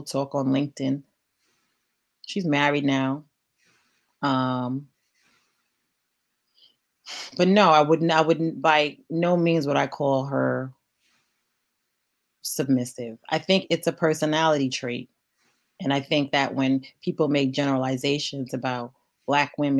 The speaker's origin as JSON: {"language": "English", "town": "New York City", "region": "New York", "country": "United States", "tie": "born or raised there", "said": "I'm from East New York. Like, I grew up jumping over homeless people and holding my lunch money close to get to school."}